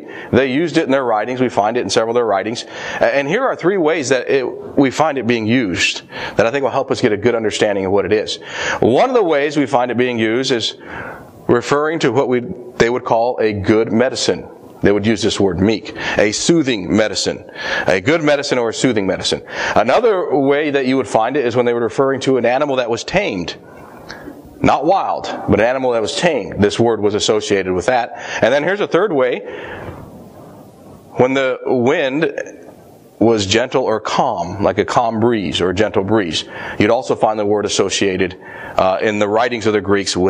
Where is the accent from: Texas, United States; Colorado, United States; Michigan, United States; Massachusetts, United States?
Colorado, United States; moved away; I grew up in Colorado